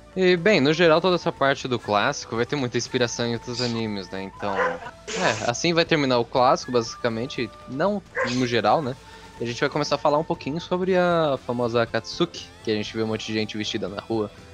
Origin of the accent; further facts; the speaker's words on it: Mauá, São Paulo, Brazil; sou de São Paulo, do estado de São Paulo, no caso, e da cidade de Mauá